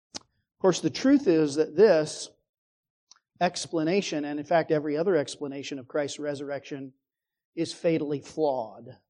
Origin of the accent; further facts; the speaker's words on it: Phoenix, Arizona, United States; growing up in Phoenix